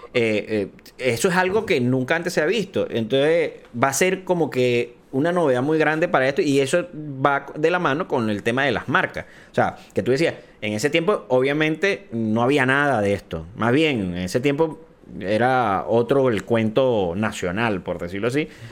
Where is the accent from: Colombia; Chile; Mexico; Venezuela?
Venezuela; aquí en Venezuela estamos